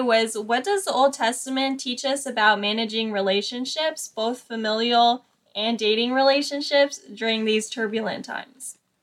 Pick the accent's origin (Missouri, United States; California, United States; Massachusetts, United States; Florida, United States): Florida, United States; Orlando; I'm twenty-one years old and I'm from Orlando, Florida.